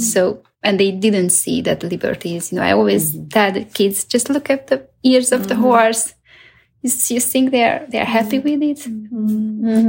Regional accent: Hungary; I'm from Hungary

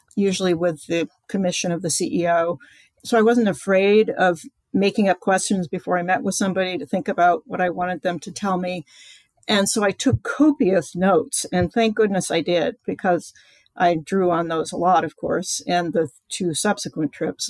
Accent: East Coast, United States; I grew up on the East Coast.

